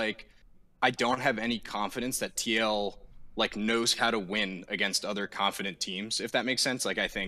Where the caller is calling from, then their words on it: Allentown, Pennsylvania, United States; I'm calling from Allentown, Pennsylvania.